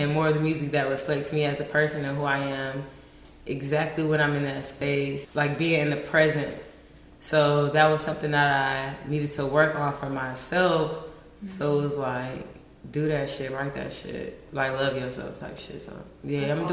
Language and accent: English; Augusta, Georgia, United States; now in Los Angeles, United States; I'm from Augusta, Georgia